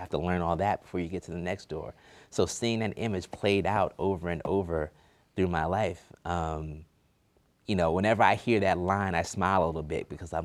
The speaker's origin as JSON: {"language": "English", "town": "Newark", "region": "New Jersey", "country": "United States", "moved": "yes", "lives_now": "Washington, D.C., United States", "said": "I'm from Newark"}